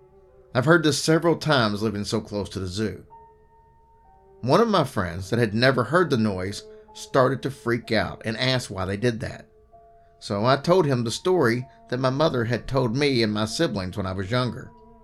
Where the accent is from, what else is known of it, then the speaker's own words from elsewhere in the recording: Albuquerque, New Mexico, United States; I grew up in Albuquerque, New Mexico. I grew up very close to the zoo, with a ditch in the Rio Grande River that ran along the zoo.